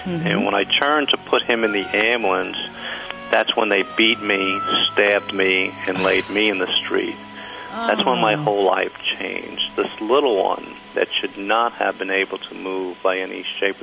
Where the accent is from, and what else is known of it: Kentucky, United States; moved away as an adult; also born or lived in New York / San Diego